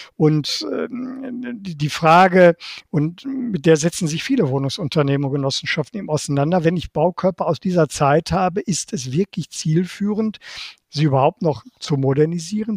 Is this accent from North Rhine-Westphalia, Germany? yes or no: yes; Bochum, North Rhine-Westphalia, Germany; moved away as an adult; also born or lived in Baden-Württemberg / Bonn / Berlin; in meiner Heimatstadt Bochum